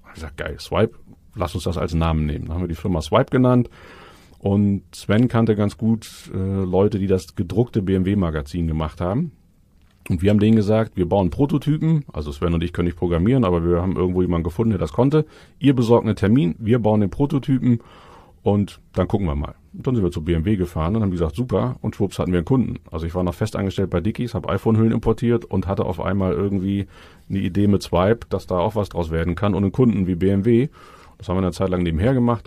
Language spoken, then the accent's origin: German; Cologne, North Rhine-Westphalia, Germany; moved away as an adult; now in Hamburg, Germany; Bin eigentlich Kölner, eine Kölsche Jung.